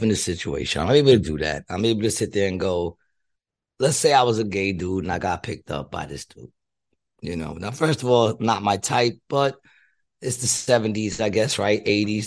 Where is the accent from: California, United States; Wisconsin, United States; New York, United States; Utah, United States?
New York, United States; I grew up in New York